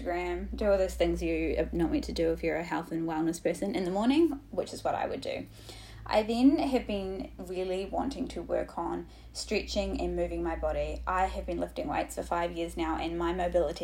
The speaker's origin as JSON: {"language": "English", "country": "New Zealand", "moved": "yes", "lives_now": "Sydney, Australia", "said": "I'm from New Zealand originally."}